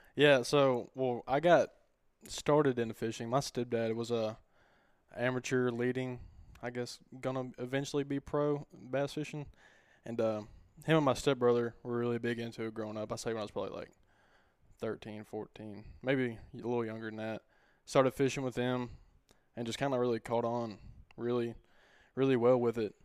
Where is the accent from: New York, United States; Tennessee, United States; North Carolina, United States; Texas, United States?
Tennessee, United States; White Bluff; born and raised in White Bluff